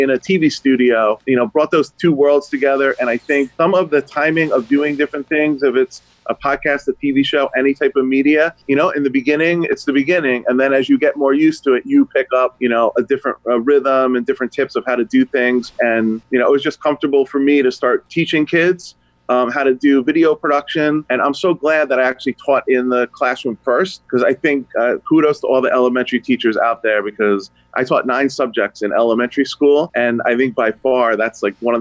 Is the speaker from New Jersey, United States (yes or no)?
yes; New Jersey, United States; moved away as an adult; also born or lived in Connecticut; I grew up in New Jersey, moved back to Connecticut